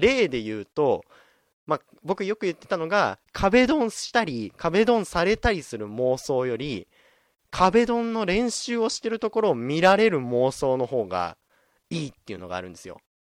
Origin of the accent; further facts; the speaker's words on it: Fukushima, Japan; 僕、福島県出身